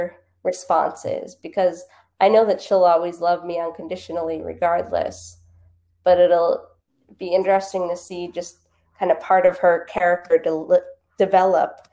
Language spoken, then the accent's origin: English; Boston, Massachusetts, United States; also born or lived in Los Angeles, California; I grew up in the Boston area, lived out in LA after college, and then I moved back to the Boston area in 2012.